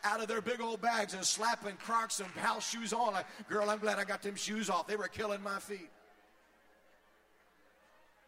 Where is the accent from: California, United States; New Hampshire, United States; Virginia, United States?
Virginia, United States; moved away; I grew up in Virginia